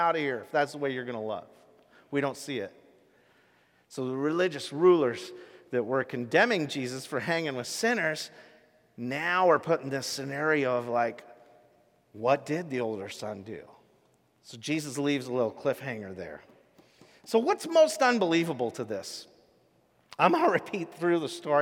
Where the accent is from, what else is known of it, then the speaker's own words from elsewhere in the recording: Rochester, Washington, United States; a farm I grew up on in Rochester, Washington